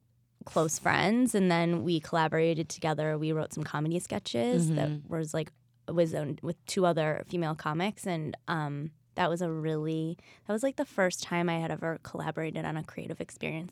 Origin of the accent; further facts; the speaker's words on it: Bloomfield Hills, Michigan, United States; now in Los Angeles, United States; Outside of Detroit